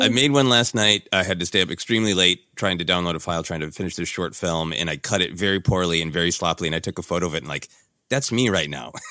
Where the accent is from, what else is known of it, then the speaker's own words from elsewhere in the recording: Midwest, United States; accent: Midwestern; my loud Midwestern accent.